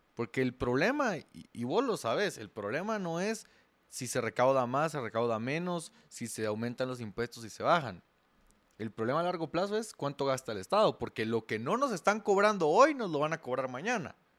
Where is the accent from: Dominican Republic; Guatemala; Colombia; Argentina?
Guatemala